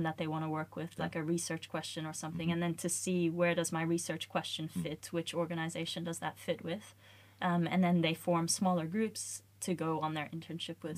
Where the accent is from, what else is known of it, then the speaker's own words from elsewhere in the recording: Australia; moved away as an adult; now in Sweden; I'm originally from Australia